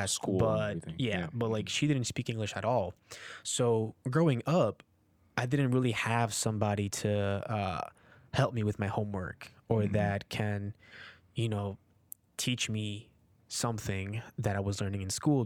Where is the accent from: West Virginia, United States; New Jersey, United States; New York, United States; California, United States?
New Jersey, United States; Newark; also born or lived in Peru; I was born in Peru and I came here when I was four, and I grew up in Newark, New Jersey